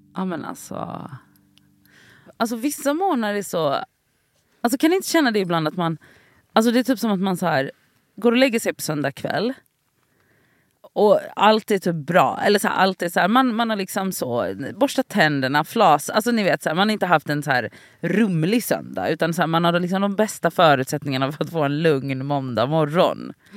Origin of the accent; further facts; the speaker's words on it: Gothenburg, Västra Götaland, Sweden; moved away; jag har varit hemma i Göteborg en helg och varit mycket med mina syskonbarn